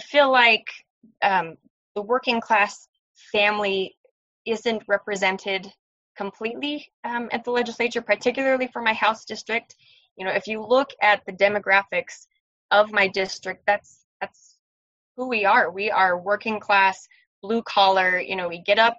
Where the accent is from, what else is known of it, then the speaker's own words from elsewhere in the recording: Riverton, Utah, United States; I grew up in Riverton, Utah, which is not at all like Kearns